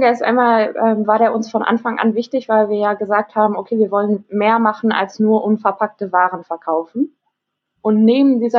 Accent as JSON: {"language": "German", "town": "Dortmund", "region": "North Rhine-Westphalia", "country": "Germany", "tie": "born or raised there", "said": "bin nach Dortmund zurück, also in meine Heimatstadt, weil ja hier die Mieten ein bisschen günstiger sind."}